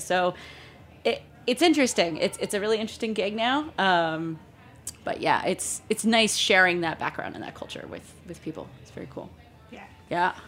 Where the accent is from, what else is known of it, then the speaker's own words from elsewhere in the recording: Gainesville, Florida, United States; moved away as an adult; also born or lived in Columbus, Georgia; my hometown, Gainesville, Florida